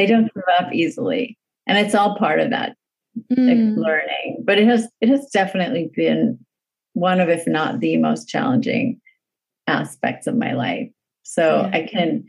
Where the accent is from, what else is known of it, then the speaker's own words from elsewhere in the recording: Los Angeles, California, United States; growing up in the San Fernando Valley